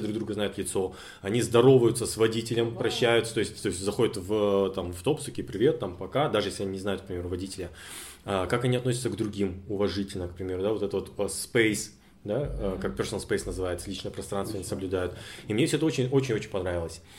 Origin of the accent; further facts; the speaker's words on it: Almaty, Kazakhstan; я из Алматы